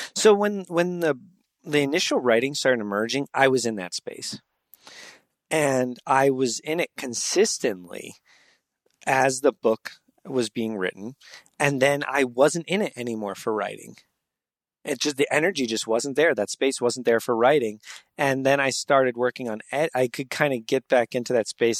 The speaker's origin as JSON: {"language": "English", "region": "New Jersey", "country": "United States", "tie": "born or raised there", "also_born_or_lived": "Pittsburgh / New York", "moved": "as an adult", "lives_now": "San Diego, United States", "said": "I grew up in New Jersey"}